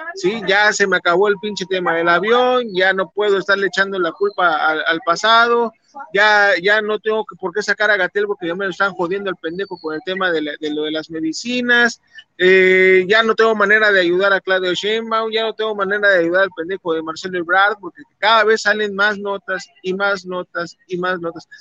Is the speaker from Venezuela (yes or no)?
no; Mexico; somos mexicanos